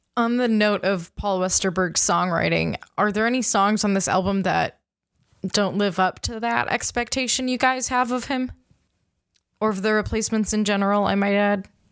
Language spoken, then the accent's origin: English; Minnesota, United States; I'm from Minnesota